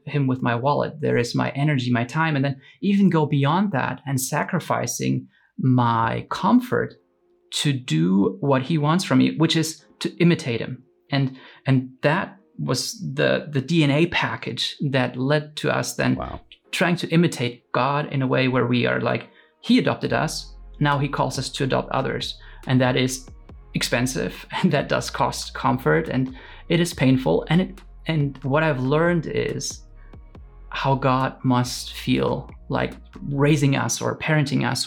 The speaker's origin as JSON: {"language": "English", "country": "Romania", "tie": "born or raised there", "moved": "yes", "said": "I was born in Romania in the same town we're living in right now"}